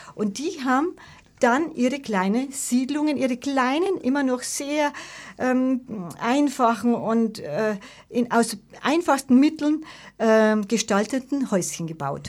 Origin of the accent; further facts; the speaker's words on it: Munich, Bavaria, Germany; Giesing ist ja wirklich meine Heimat und die Heimat meiner Vorfahren, wie ich schon gesagt habe, seit Generationen.